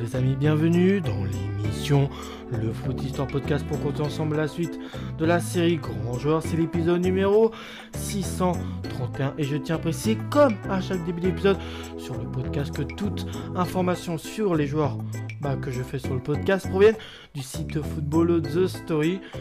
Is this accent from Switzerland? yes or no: no; France; chez nous en France